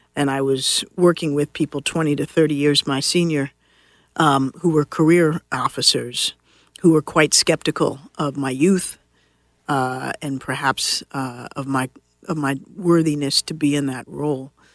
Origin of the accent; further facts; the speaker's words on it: Washington, District of Columbia, United States; I grew up here in Washington D.C.